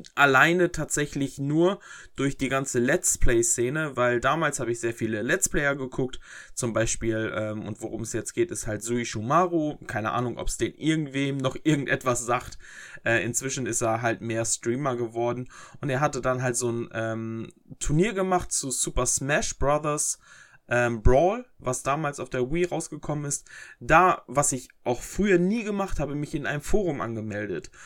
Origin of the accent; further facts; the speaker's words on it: Herford, North Rhine-Westphalia, Germany; mein Ort, wo ich herkomme